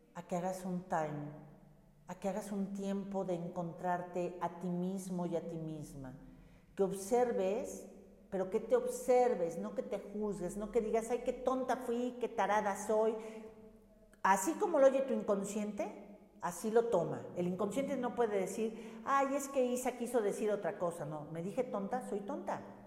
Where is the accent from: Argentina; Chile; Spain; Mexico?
Mexico; hablo de México porque soy mexicana